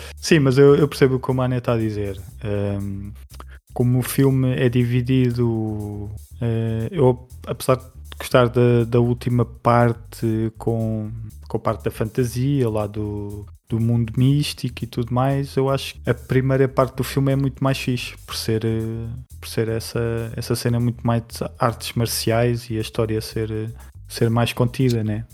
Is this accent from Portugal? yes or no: yes; Portugal; para mim, como português